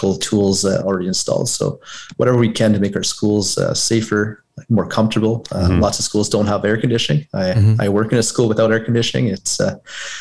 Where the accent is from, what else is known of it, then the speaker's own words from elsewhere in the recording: Cochrane, Ontario, Canada; now in Moonbeam, Canada; my father was a volunteer firefighter in my hometown of Cochrane for over 35 years